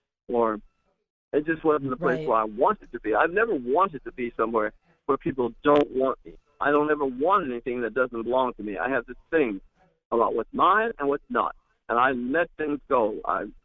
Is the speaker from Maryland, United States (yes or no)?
no; Ohio, United States; I grew up in Ohio